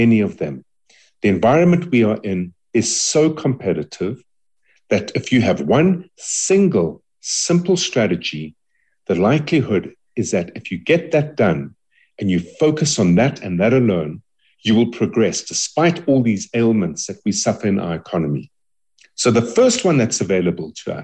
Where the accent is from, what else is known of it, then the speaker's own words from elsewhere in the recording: South Africa; we as South Africans